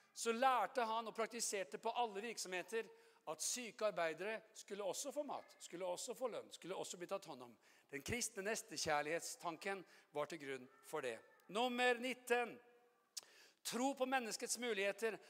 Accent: Oslo, Norway; jeg er jo fra Oslo

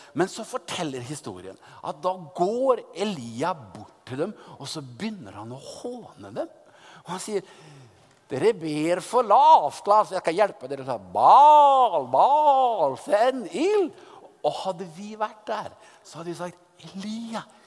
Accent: Oppdal, Trøndelag, Norway; moved away as an adult; now in Moscow, Russia; kom jeg da fra, fra Oppdal i, i Sør-Trøndelag

